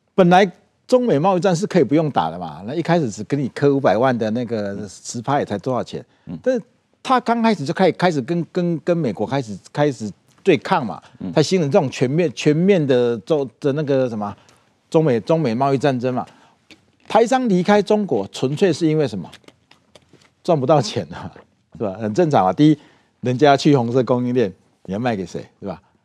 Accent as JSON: {"language": "Chinese", "country": "Taiwan", "said": "我们台湾人在台湾，我们是民主国家嘛"}